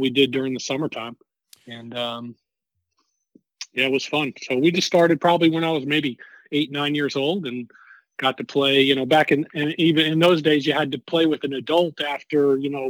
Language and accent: English; Guilderland, New York, United States; now in Georgia, United States; I grew up in Albany, just outside Albany, New York, in the town of Gilderland